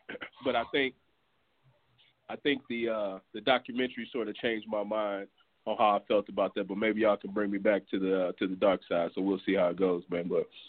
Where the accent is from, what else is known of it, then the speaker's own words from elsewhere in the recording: Houston, Texas, United States; I'm from Houston, Texas, though.